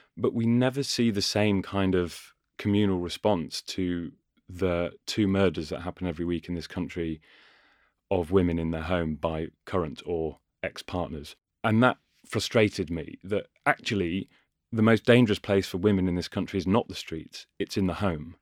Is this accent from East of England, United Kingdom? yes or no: no; Ashby-de-la-Zouch, East Midlands, United Kingdom; also born or lived in Cheshire; now in London, United Kingdom; I was born and grew in Cheshire and lived there for a bit. And then Leicestershire is sort of my home